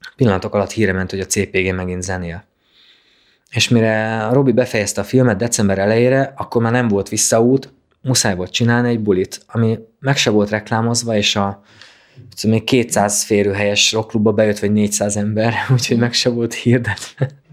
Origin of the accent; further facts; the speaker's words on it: a small village near Kalocsa, Bács-Kiskun, Hungary; én Kalocsa mellett születtem egy kis faluban